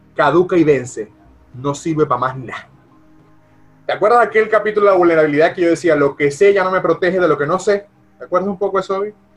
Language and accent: Spanish; Venezuela; now in United States; como venezolano